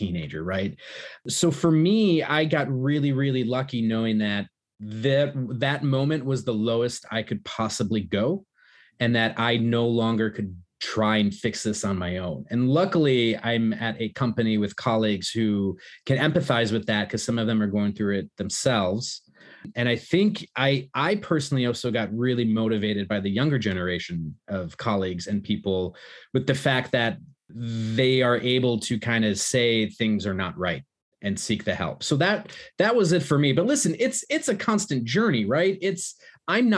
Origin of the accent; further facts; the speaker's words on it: United States; moved away; Growing up in America to two Polish immigrants